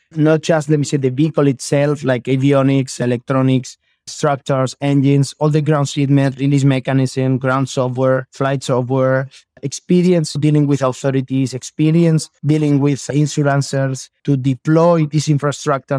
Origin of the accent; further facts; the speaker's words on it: Elche, Valencian Community, Spain; English is a second language; I am from Spain. I am from Elche